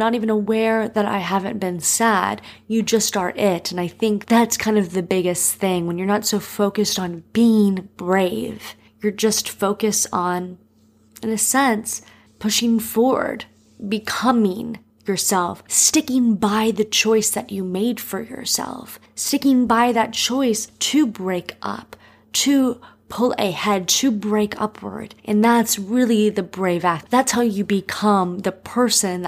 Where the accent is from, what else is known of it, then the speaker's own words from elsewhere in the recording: Miami, Florida, United States; moved away; also born or lived in Los Angeles; I'm not someone growing up in Miami that was ever on the beach